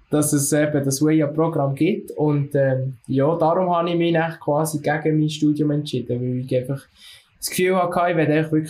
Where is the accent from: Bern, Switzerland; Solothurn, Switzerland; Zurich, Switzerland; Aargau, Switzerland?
Solothurn, Switzerland; Ich komme aus dem Kanton Solothurn und bin 20.